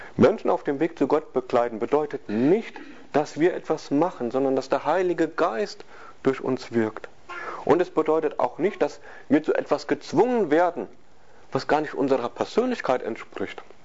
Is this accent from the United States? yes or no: no; West Germany, Germany; wir sind Westdeutsche